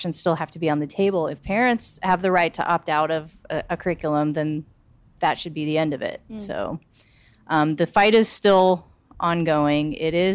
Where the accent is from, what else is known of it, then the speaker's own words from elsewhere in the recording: Charleston, South Carolina, United States; being from South Carolina and being from Charleston